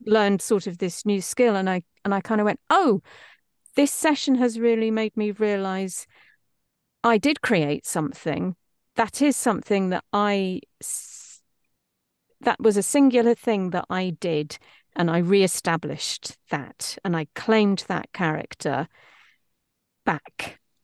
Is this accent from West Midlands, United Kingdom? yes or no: no; East Midlands, United Kingdom; accent: East Midlandsy; moved away as an adult; now in Los Angeles, United States; a little East Midlandsy, which is where I'm from